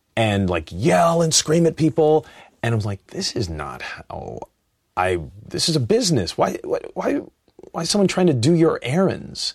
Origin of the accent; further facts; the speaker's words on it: Los Angeles, California, United States; I'm from Los Angeles.